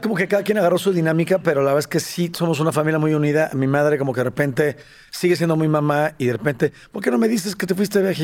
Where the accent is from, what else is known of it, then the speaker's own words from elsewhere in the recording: Mexico; also born or lived in San Salvador, El Salvador; yo nací en México y nos fuimos a vivir cuatro años a San Salvador